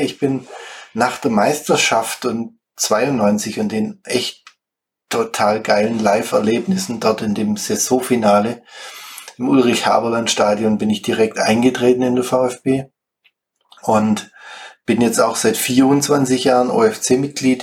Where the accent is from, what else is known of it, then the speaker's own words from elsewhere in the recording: Schwäbisch Gmünd, Baden-Württemberg, Germany; moved away as an adult; now in Heldenstein, Germany; komme gebürtig aus Schwäbisch Gmünd